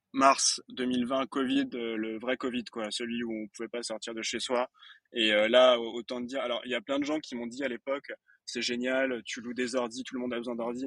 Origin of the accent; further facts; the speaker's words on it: Fontainebleau, Île-de-France, France; Je viens de Fontainebleau, précisément